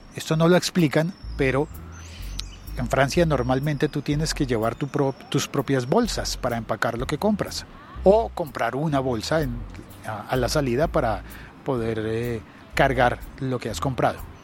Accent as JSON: {"language": "Spanish", "country": "Colombia", "said": "mi país, en Colombia"}